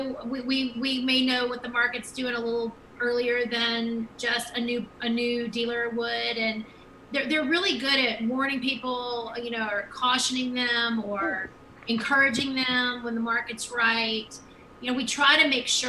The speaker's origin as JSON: {"language": "English", "region": "Louisiana", "country": "United States", "said": "we're from Louisiana."}